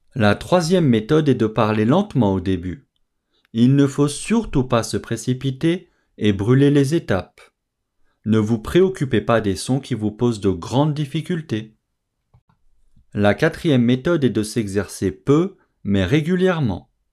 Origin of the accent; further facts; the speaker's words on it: France; je suis français